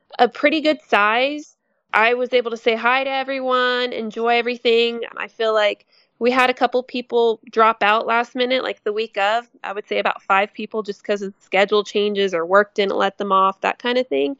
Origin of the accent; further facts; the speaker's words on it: San Antonio, Texas, United States; I'm from San Antonio, Texas.